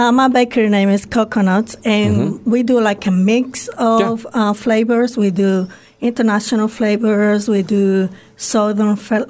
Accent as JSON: {"language": "English", "country": "Dominican Republic", "moved": "as an adult", "lives_now": "United States", "said": "I'm from Dominican Republic, and I've been in this country for 20 years"}